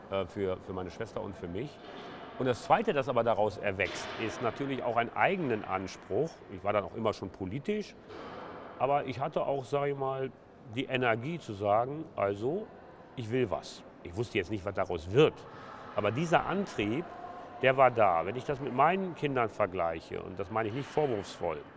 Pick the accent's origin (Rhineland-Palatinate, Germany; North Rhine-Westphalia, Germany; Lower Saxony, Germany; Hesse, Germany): North Rhine-Westphalia, Germany; Essen; born there; Ja, kann man am Nachnamen schon ablesen. ja … ja. bin geboren in Essen-Stehl im Knappschaftskrankenhaus.